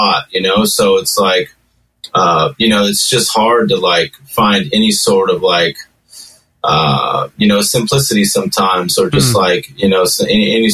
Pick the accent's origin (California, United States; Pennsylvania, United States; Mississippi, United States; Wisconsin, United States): California, United States; Pico Rivera; also born or lived in Los Angeles; I grew up in Los Angeles, like kind of outskirts of East LA, a city called Pico Rivera